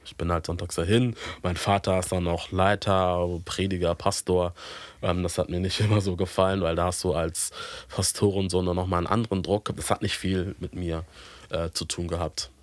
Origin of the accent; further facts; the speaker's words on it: Hamburg, Germany; ich bin ähm, hier in Hamburg geboren und auch aufgewachsen